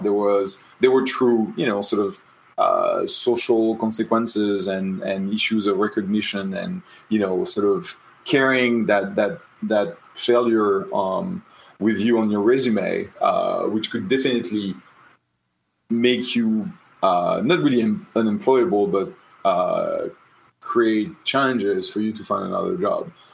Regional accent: Tours, Centre-Val de Loire, France; moved away; I was born in the Loire Valley in Tours

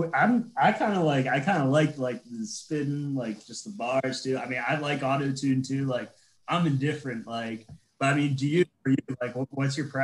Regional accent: Boston, Massachusetts, United States; we're both from Boston

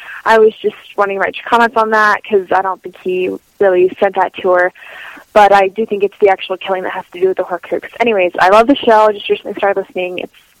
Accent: Idaho, United States; Hi, this is … I'm from Idaho.

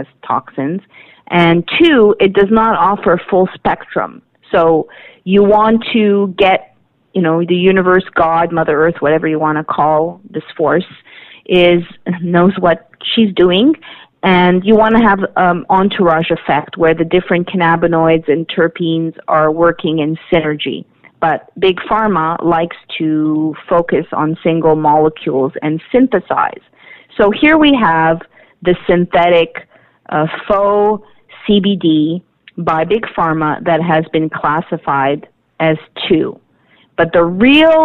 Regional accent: Canada; as a Canadian

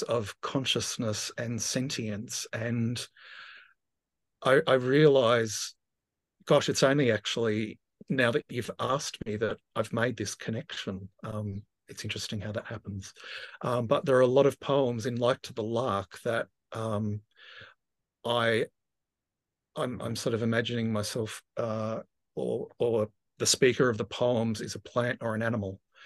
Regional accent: Tasmania, Australia; moved away as an adult; also born or lived in Victoria; I grew up in Tasmania, and I left at eighteen and moved to, um, you know, just across a body of water to Victoria.

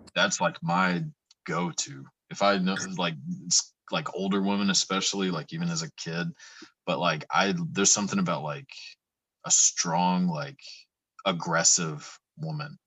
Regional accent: Texas, United States; I'm from Texas, so the Southern accent is does nothing for me, just because yeah, I'm, I'm um so used to it

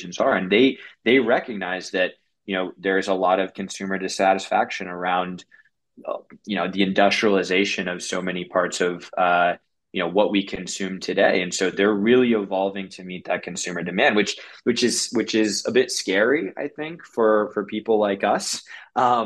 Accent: Washington, District of Columbia, United States; moved away as an adult; also born or lived in Colorado / San Francisco; I'm 100% a city slicker. I grew up in Washington, D.C.

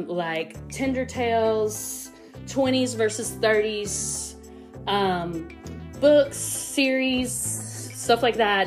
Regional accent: United States; also born or lived in Tampa, Florida; I was born right here in the Tri-Cities. Basically lived here all my life

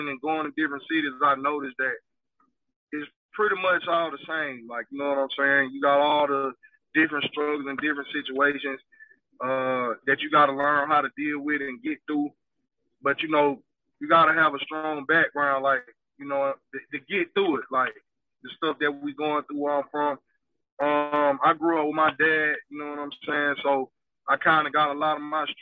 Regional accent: United States; I'm from the South Side, Clay County

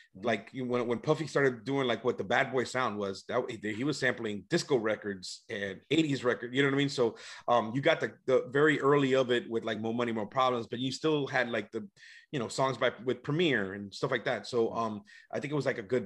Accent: Atlanta, Georgia, United States; I'm actually from Atlanta.

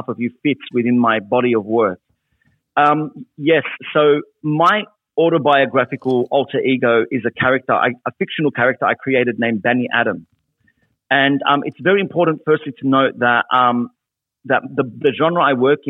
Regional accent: Sydney, New South Wales, Australia; being an Arab Australian Muslim man growing up in Western Sydney in the post 9/11 era

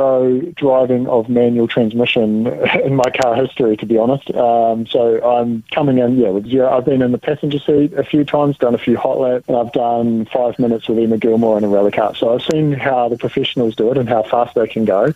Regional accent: Dunedin, Otago, New Zealand; moved away; my hometown in Dunedin

